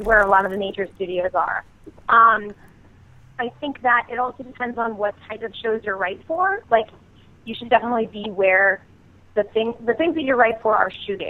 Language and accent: English; Lynn, Massachusetts, United States; now in Los Angeles, United States; Originally, I grew up in Lynn, like right outside of Boston, and then my family lives up in Salisbury now.